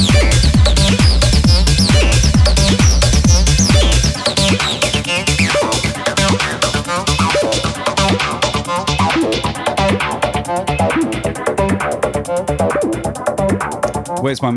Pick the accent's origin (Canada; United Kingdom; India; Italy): United Kingdom; moved away as an adult; now in Australia; British, because that's where I was born and spent, you know, half my life